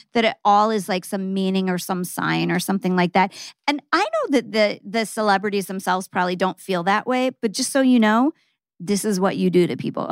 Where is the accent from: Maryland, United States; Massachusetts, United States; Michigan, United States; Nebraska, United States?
Nebraska, United States; Omaha; "I'm from Nebraska." He goes, "Omaha?" I go, "Yeah."